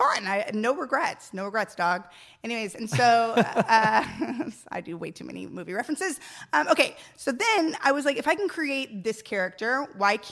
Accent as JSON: {"language": "English", "town": "San Antonio", "region": "Texas", "country": "United States", "moved": "as an adult", "lives_now": "Los Angeles, United States"}